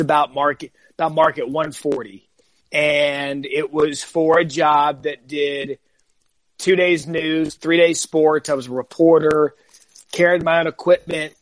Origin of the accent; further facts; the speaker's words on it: Arizona, United States; moved away as an adult; also born or lived in California; I was from Arizona